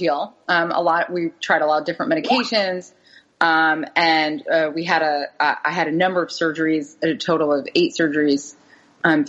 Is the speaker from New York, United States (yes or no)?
yes; New York City, New York, United States; also born or lived in the American South; So we moved back up to New York City. I'm from New York